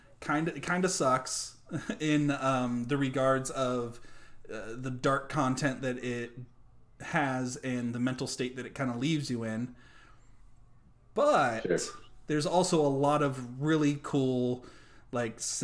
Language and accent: English; United States; we're American